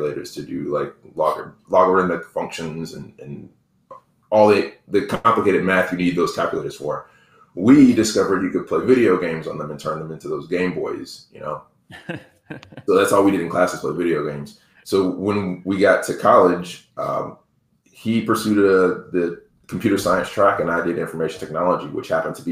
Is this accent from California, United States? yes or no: no; DeKalb County and Rockdale County, Georgia, United States; when we moved from DeKalb County to Rockdale County